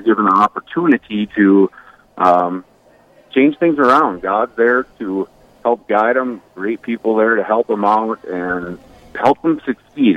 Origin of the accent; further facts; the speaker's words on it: Bismarck, North Dakota, United States; now in Watford City, United States; I live in Watford City, North Dakota. I'm a part of Epiphany Catholic Church, uh, also a part of the Knights of Columbus Council 6446 up here as Deputy Grand Knight. I'm originally from Bismarck, North Dakota